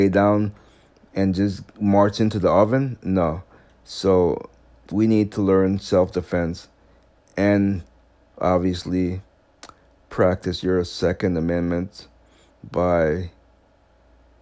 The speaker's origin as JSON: {"language": "English", "region": "Massachusetts", "country": "United States", "tie": "born or raised there", "said": "This is in my home state of Massachusetts, even though I don't live in Boston"}